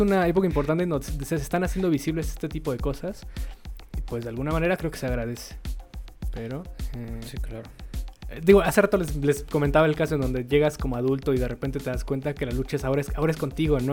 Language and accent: Spanish; Mexico; siendo mexicanos